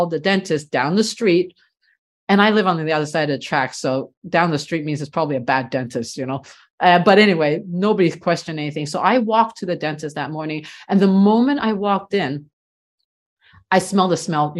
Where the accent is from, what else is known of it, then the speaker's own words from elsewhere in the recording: Canada; I'm first generation, so I was born here in Canada